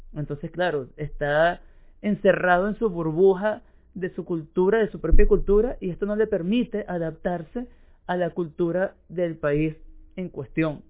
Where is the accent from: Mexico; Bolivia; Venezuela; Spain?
Venezuela; moved away as an adult; now in Uruguay; como yo que emigré de Venezuela a Uruguay